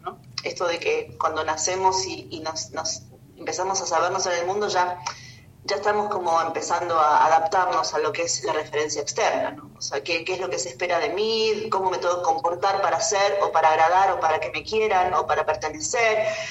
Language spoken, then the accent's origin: Spanish; Buenos Aires, Argentina; moved away as an adult; also born or lived in Córdoba / Merlo, San Luis / Capilla del Monte; yo soy de Buenos Aires, nací en Buenos Aires